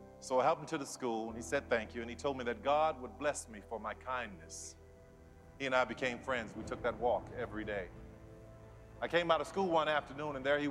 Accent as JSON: {"language": "English", "town": "New Orleans", "region": "Louisiana", "country": "United States", "tie": "born or raised there", "said": "I grew up in New Orleans"}